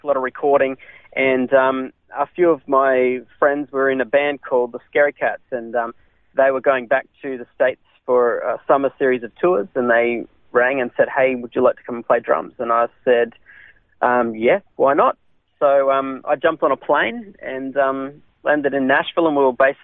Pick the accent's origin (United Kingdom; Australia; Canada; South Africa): Australia; Brisbane, Queensland; also born or lived in Redcliffe / America; now in Sunshine Coast, Australia; I was born in Redcliffe, so I was raised on the north side of Brisbane in a little place called Banyo.